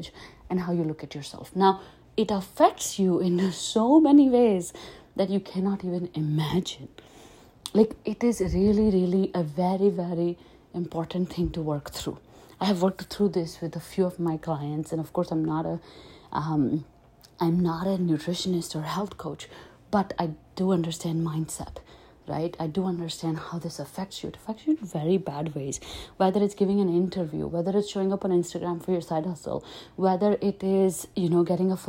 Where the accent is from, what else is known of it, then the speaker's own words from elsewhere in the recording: Delhi, India; I grew up in Delhi